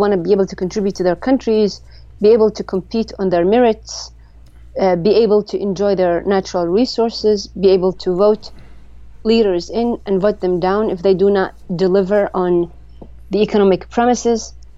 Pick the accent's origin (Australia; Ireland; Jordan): Jordan; I am from Jordan, yes.